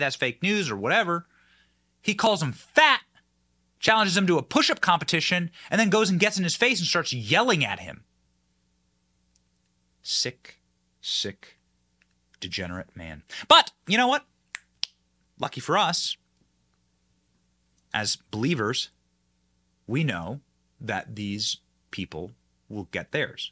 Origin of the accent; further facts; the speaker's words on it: Iowa, United States; I'm from Iowa